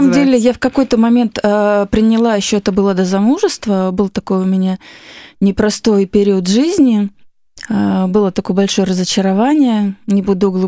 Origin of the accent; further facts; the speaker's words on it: Magadan, Magadan Oblast, Russia; born there; Э, родилась я на крайнем севере. Мои родители сами из Дальнего Востока. И я родилась в городе Магадане.